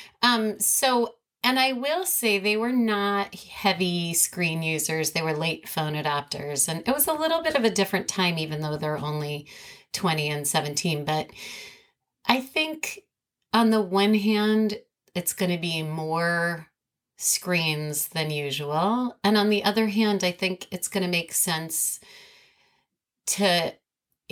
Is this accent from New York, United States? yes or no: yes; New York City, New York, United States; grew up in New York City